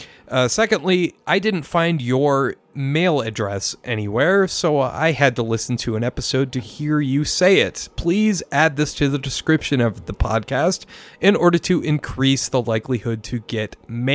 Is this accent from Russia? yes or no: no; Germany; English is a second language; So anyways … I'm from Germany